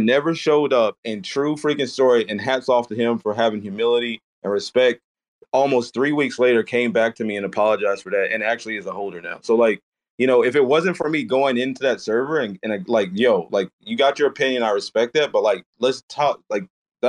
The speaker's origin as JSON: {"language": "English", "region": "the South", "country": "United States", "said": "I'm from the South"}